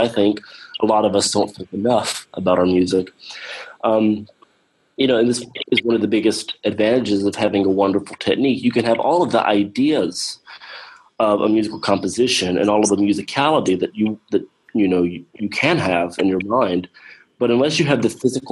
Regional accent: Talladega, Alabama, United States; First Baptist Church of Talladega, Alabama, my hometown

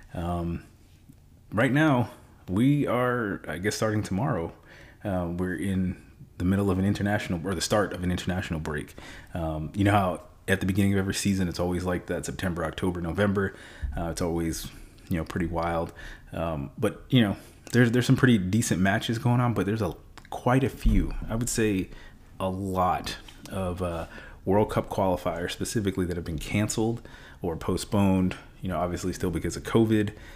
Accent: United States; moved away; also born or lived in Stuttgart, Germany; I am still an American

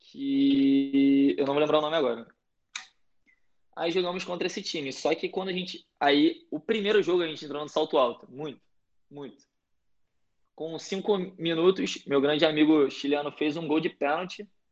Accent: Rio de Janeiro, Brazil; moved away as an adult; also born or lived in United States; Sou carioca

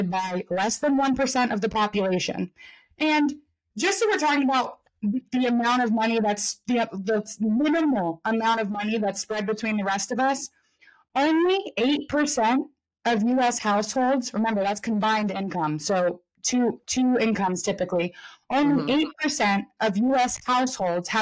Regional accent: United States; as an American

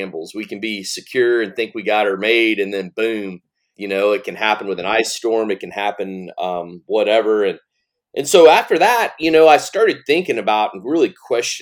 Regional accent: near Houston, Southeast Texas, United States; moved away as an adult; now in Michigan, United States; I grew up in Southeast Texas, not far from Houston

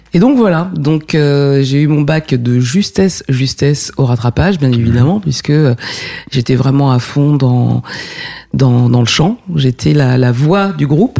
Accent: Essonne, Île-de-France, France; also born or lived in Paris; suis né à Paris et j'ai grandi en banlieue, dans l'Essonne

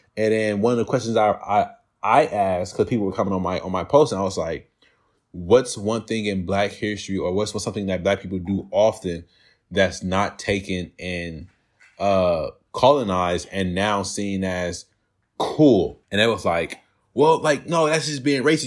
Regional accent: California, United States; I'm from California. I live in California all my life

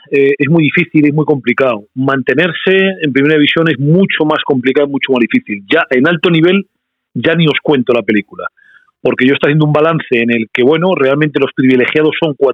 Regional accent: Valladolid, Castile and León, Spain; born there; cuatro hermanos míos nacieron en Guinea Ecuatorial y el resto nacimos aquí en, en España ya. Mi padre fue a Bilbao al principio, pero luego ya se vino a Valladolid

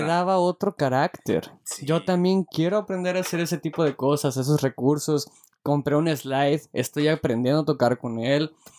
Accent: Mexico; Como buen mexicano

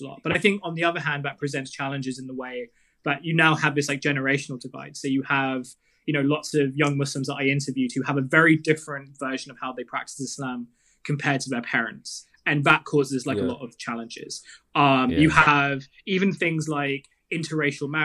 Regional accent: Kent and Southeast London, South East England, United Kingdom; I grew up in Kent and Southeast London

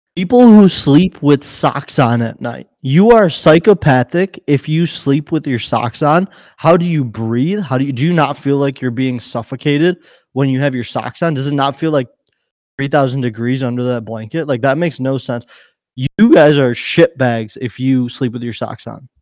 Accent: Chicago, Illinois, United States; we're from Chicago. We are not from anywhere outside of Chicago

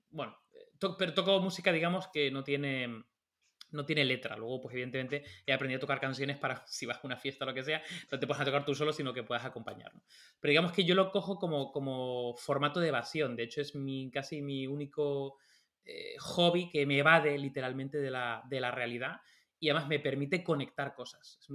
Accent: Tenerife, Canary Islands, Spain; now in Madrid, Spain; durante mucho tiempo cuando me fui de Tenerife a Madrid, pues aprendí a tocar la guitarra

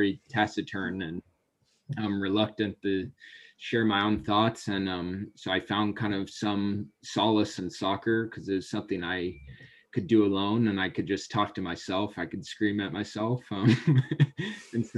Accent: Vancouver, Washington, United States; I grew up in Vancouver, Washington. A lot of my family had been there

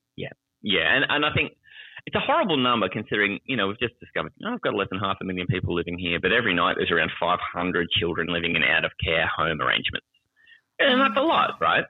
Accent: Australia; I'm from Australia. I live in the capital city of Australia is Canberra

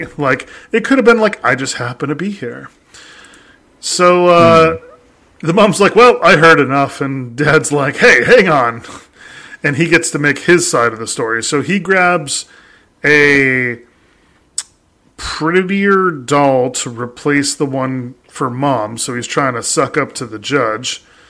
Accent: Australia; See, I know that because I'm native Australian.

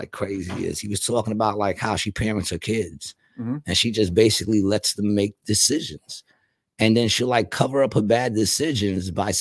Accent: Puerto Rico; I'm saying that as a Puerto Rican from the hood

